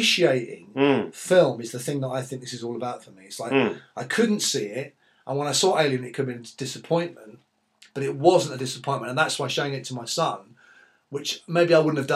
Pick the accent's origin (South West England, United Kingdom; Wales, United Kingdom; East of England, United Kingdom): East of England, United Kingdom; East Anglia; also born or lived in East London; now in London, United Kingdom; I'm from East Anglia, so I'm 20 miles from where, from Bury St Edmunds, from Cambridge.